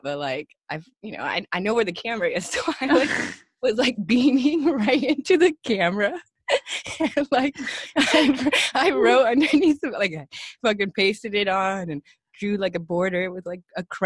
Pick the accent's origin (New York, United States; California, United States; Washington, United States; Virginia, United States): California, United States; Bay Area; now in Los Angeles, United States; This was in the Bay Area